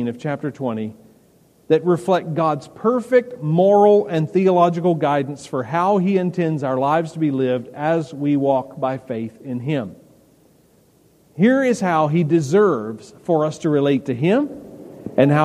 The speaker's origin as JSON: {"language": "English", "region": "the South", "country": "United States", "tie": "born or raised there", "said": "we grew up in the South"}